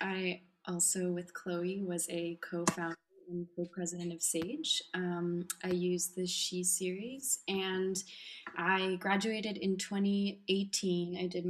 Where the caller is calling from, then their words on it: Strasbourg, Grand Est, France; And I'm calling in from Strasbourg in France